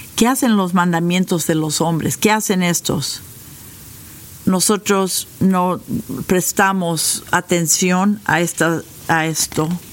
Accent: United States; Spanish is a second language; nosotros como norteamericanos

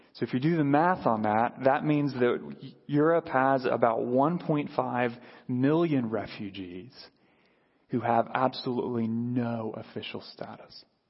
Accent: United States; as American Christians who live in a culture that celebrates individualism

